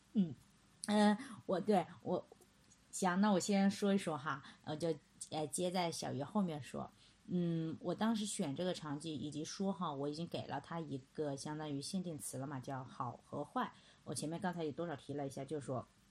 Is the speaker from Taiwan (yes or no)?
no; China; 我们中国人普遍是不信教